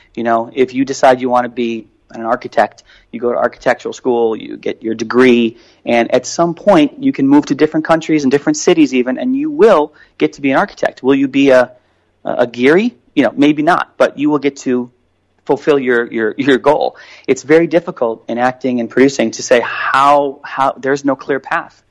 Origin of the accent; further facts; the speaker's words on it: Chicago, Illinois, United States; I grew up in Chicago